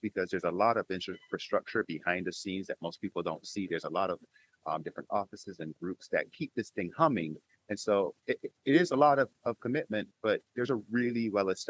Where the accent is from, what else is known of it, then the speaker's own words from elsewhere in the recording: Barbados; moved away; I'm an immigrant to this country. I'm from Barbados